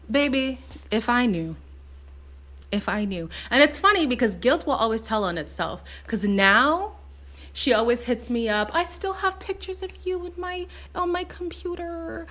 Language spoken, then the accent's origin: English; Montreal, Quebec, Canada; also born or lived in Zimbabwe; I was born in Zimbabwe, so from birth to four years old, all I knew was black. And then we moved to Montreal